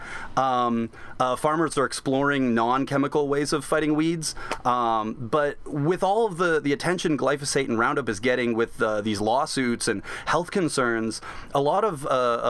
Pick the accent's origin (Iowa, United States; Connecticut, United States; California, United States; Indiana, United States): Iowa, United States; Southeast; I grew up in Southeast Iowa